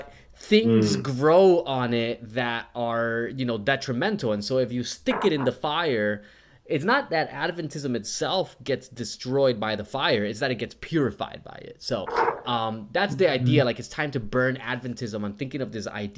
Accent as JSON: {"language": "English", "region": "New Jersey", "country": "United States", "tie": "born or raised there", "moved": "yes", "lives_now": "Australia", "said": "I'm from Jersey and I went to public school in Jersey"}